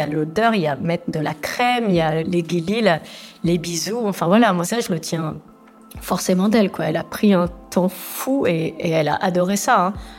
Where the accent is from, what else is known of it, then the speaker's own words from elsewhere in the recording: Agadir, Souss-Massa, Morocco; Je suis née donc à Agadir. On vivait dans un quartier populaire